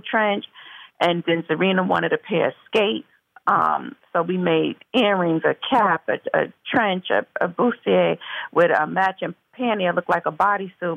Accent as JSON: {"language": "English", "town": "Mount Vernon", "region": "New York", "country": "United States", "tie": "born or raised there", "said": "I'm from Mount Vernon, New York originally, which is uh, Westchester County, the suburbs, and um, I'm born and raised"}